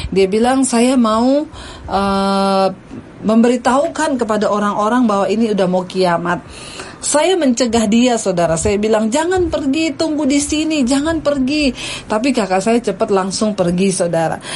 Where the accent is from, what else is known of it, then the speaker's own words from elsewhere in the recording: Poso, Central Sulawesi, Indonesia; born there; saya lagi ada di di kota Poso di tempat kelahiran saya